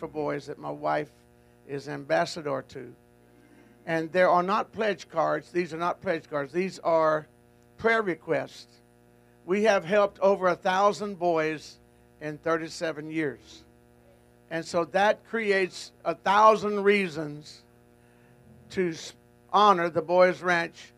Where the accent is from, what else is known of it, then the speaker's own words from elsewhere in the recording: Goose Creek, Texas, United States; moved away; I was born in Goose Creek, Texas